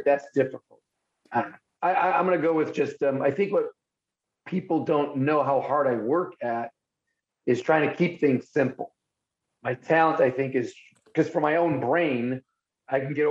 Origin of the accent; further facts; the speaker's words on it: Buffalo, New York, United States; I am from Buffalo